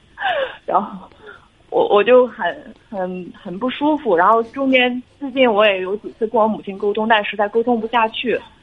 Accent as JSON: {"language": "Chinese", "town": "Jinan", "region": "Shandong", "country": "China", "said": "就济南的。"}